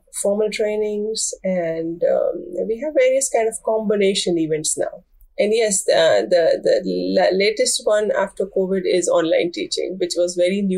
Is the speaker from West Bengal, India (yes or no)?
no; Gujarat, India; also born or lived in Kutch / Ahmedabad / London; I am from Gujarat.